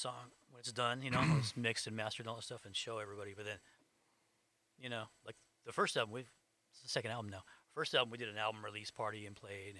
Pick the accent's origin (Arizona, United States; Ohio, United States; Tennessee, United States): Arizona, United States; Phoenix; also born or lived in Los Angeles; Phoenix. Over by Alhambra High School, over 35th Avenue.